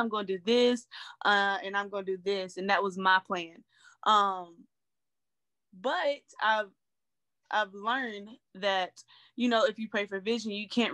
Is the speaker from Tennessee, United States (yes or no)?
yes; Knoxville, Tennessee, United States; moved away as an adult; now in Lexington, United States; I'm from Knoxville, Tennessee, born and raised